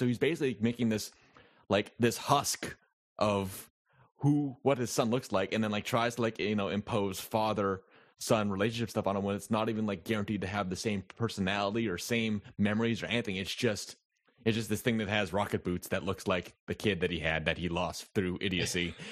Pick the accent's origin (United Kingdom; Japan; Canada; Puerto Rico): Canada; I'm Canadian